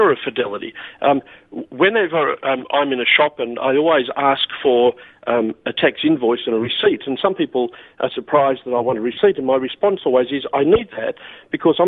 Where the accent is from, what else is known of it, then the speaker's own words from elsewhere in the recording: Newcastle, New South Wales, Australia; the church I grew up in Newcastle